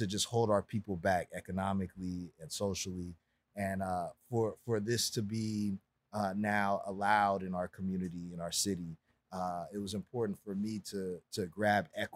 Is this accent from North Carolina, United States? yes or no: no; Los Angeles, California, United States; born and raised in Los Angeles